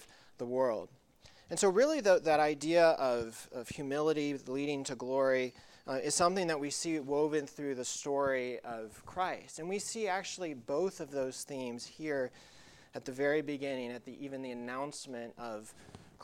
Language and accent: English; Tuckasegee, North Carolina, United States; where I grew up in high school in North Carolina. It's called Tuckasegee